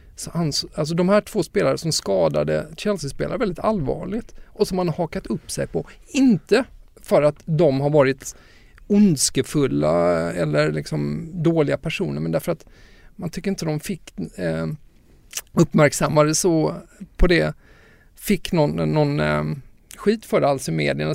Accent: Lund, Skåne, Sweden; min morfar som jag växte upp med i, i Lund väldigt mycket

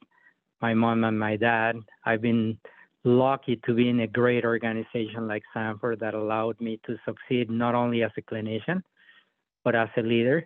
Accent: Mexico City, Mexico; moved away as an adult; also born or lived in North Dakota; now in United States; I was born in Mexico City. I was raised in a very poor area of the city

